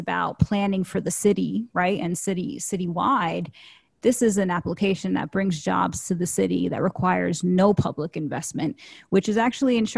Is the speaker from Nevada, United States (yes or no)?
no; New York City, New York, United States; I'm from Queens